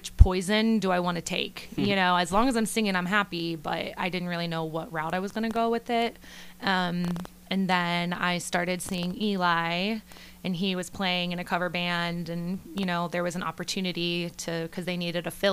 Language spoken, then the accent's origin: English; Salina, Ohio, United States; moved away as an adult; now in Nashville, United States; I am from Salina, Ohio, originally